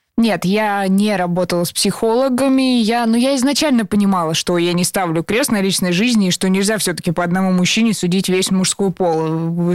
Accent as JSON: {"language": "Russian", "area": "Serpukhov", "region": "Moscow Oblast", "country": "Russia", "said": "мы из разных городов, я была в Сербху"}